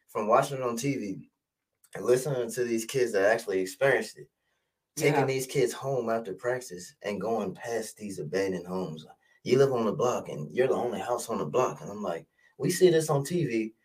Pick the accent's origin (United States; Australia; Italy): United States; Richmond, Virginia; moved away as an adult; now in Maryland, United States; I'm actually from Richmond, Virginia